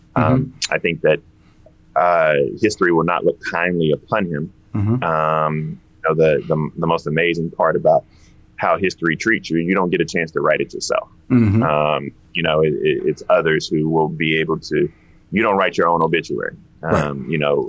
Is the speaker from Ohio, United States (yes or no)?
no; Denmark, South Carolina, United States; I'm from 1.3 miles away from Voorhees College. I used to break into the gymnasium over there at Voorhees College.